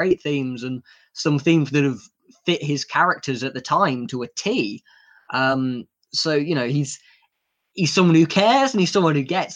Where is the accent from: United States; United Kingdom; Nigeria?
United Kingdom; we're British